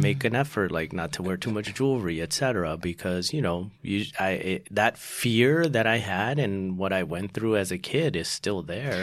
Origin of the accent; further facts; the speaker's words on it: Houston, Texas, United States; also born or lived in Salt Lake City, Utah; Then we moved to Texas. That's where I grew up.